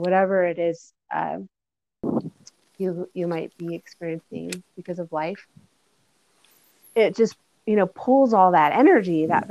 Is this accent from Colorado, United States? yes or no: yes; Boulder, Colorado, United States; growing up in Boulder, Colorado